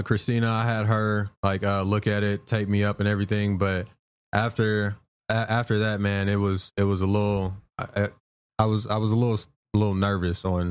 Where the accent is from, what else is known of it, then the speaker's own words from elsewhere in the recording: Arkansas, United States; moved away; back where I'm from, I'm from Arkansas